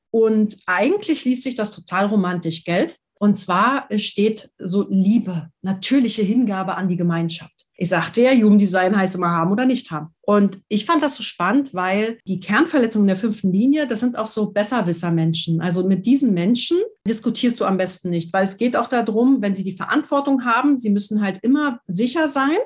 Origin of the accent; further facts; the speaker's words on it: Berlin, Germany; ich bin ja in Berlin zur Schule gegangen